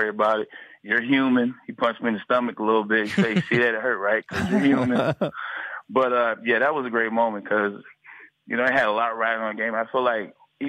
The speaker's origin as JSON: {"language": "English", "town": "Detroit", "region": "Michigan", "country": "United States", "tie": "born or raised there", "said": "I grew up in Detroit"}